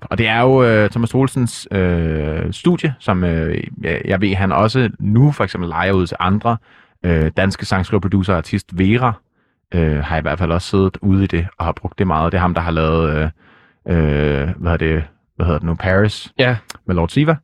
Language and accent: Danish; Denmark; nu er jeg jo ikke fra Jylland. Jeg er fra provinsen dog